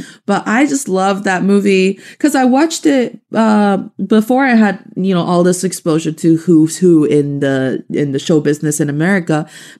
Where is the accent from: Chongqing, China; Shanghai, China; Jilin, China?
Jilin, China; Changchun; And it happens in my hometown. Mm. It happens in Changchun. The story is from Dongbei.